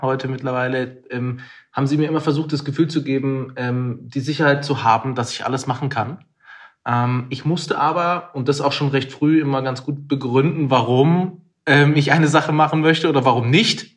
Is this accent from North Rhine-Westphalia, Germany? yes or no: no; Pforzheim, Baden-Württemberg, Germany; Ich komme aus Pforzheim. Andreas würde sagen, die zweitschönste Stadt Deutschlands. Und ähm, bin dort aufgewachsen